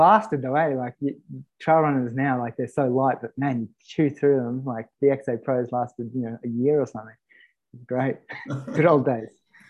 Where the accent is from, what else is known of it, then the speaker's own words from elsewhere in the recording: Sydney, New South Wales, Australia; moved away as an adult; now in Katoomba, Australia; I grew up in Sydney, in the stick. Well, what were the sticks of Sydney? So Kenthurst, Dural kind of thing. Now it's all kind of changed, but it was the sticks. In a 5-acre property backing into a crown land.